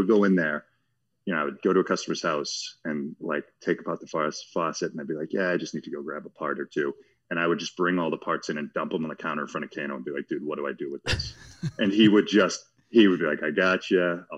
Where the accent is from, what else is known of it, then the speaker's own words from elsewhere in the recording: Watertown, Massachusetts, United States; I am a plumber from Watertown, Massachusetts. I did not know we had a plumbing museum.